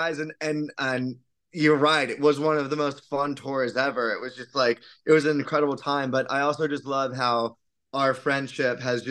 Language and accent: English; West Palm Beach, Florida, United States; growing up in South Florida and like West Palm Beach